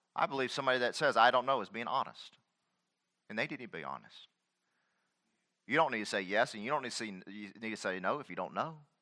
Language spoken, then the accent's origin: English; United States; I'm a citizen of America